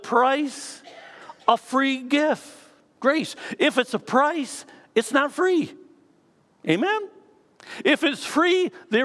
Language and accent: English; Canada; This tells me that I am a citizen of Canada. I am Canadian.